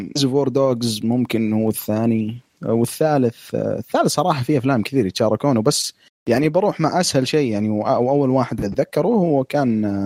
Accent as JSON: {"language": "Arabic", "country": "Saudi Arabia", "said": "عندنا في السعوديه"}